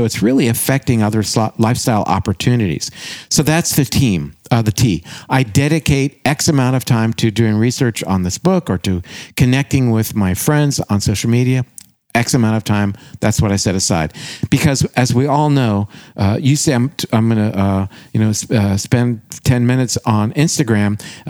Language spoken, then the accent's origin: English; Canada; And gosh, I said that as a Canadian, didn't I?